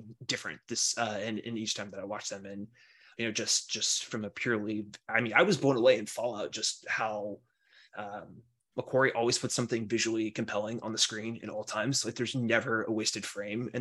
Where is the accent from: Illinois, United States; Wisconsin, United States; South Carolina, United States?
South Carolina, United States; also born or lived in Alabama; now in Washington, D.C., United States; I was born in Alabama, but grew up mostly in South Carolina